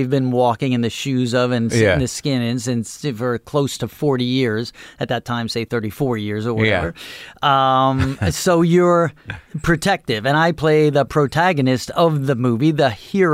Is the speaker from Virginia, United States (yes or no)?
no; Dix Hills, New York, United States; I grew up in Dix Hills